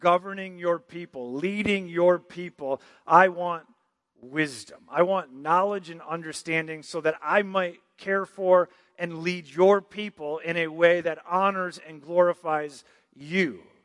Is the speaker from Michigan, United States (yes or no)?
yes; Michigan, United States; moved away; I'm from Michigan